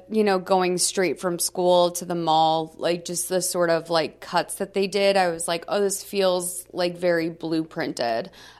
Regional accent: Massachusetts, United States; I grew up in Massachusetts. I will say that it was very much the same energy around you have to go to college.

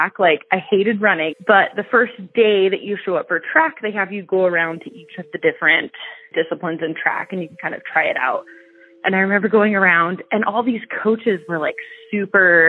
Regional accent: Ferndale, Washington, United States; also born or lived in Bellingham, Washington; I was actually born in Bellingham. And I was raised in Ferndale. So from basically the time that I was a baby until I was 15, I grew up in Ferndale

